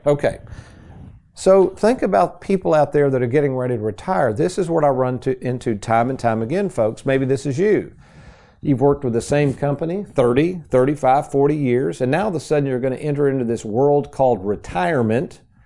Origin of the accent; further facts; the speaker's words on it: Lexington, United States; as a kid growing up in Lexington